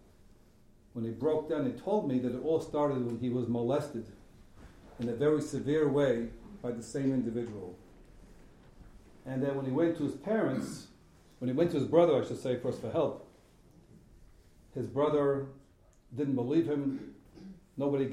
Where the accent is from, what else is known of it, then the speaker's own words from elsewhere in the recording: New York City, New York, United States; I grew up in Borough Park, two religious parents, war survivors